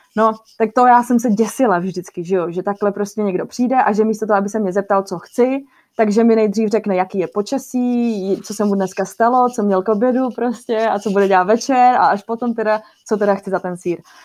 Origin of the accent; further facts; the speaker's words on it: Czechia; also born or lived in South Holland, Netherlands; now in Rotterdam area, Netherlands; jsem Češka a že jsem tady